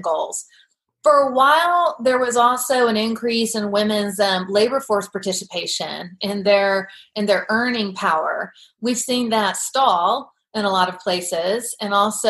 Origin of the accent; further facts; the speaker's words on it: United States; as an American